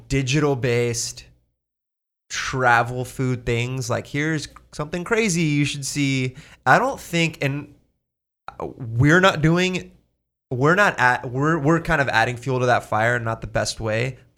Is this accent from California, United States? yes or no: yes; California, United States; I grew up in Orange County, California.